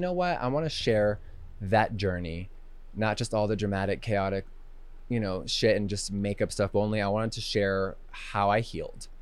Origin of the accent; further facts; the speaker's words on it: Huntington Beach, California, United States; moved away as an adult; also born or lived in Los Angeles; now in Wyoming, United States; I'm from Huntington Beach, seven one four